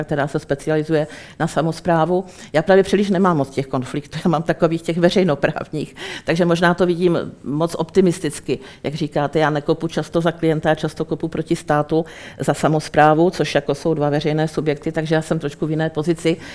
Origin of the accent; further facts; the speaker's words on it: Czechia; na Českou republiku, na nás tady